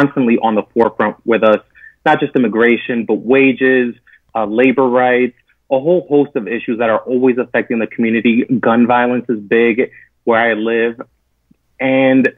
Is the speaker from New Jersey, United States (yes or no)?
yes; West New York, New Jersey, United States; I was raised in the smallest city in America. It's called West New York, New Jersey